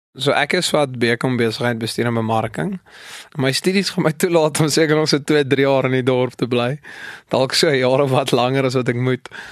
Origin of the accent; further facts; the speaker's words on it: Kimberley, Northern Cape, South Africa; moved away as an adult; now in Potchefstroom, South Africa; Ek kom van Kimberley af